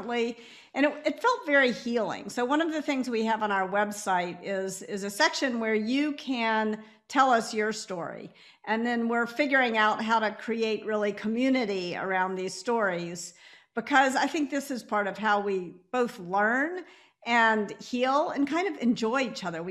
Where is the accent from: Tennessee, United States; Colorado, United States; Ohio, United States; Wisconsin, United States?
Tennessee, United States; Memphis; I grew up in Memphis. So it's natural for me to say you all.